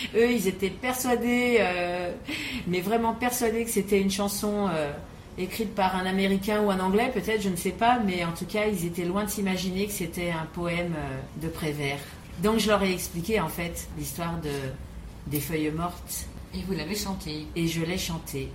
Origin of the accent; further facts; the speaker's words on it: Paris, Île-de-France, France; je suis née à Paris